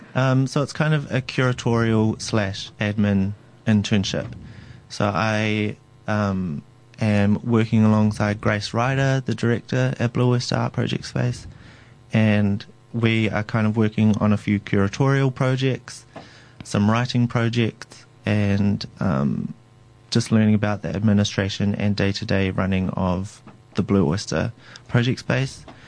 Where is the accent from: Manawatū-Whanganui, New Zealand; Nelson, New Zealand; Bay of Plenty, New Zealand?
Bay of Plenty, New Zealand; Tauranga; I'm from Tauranga, and within Tauranga Moana area there are three iwi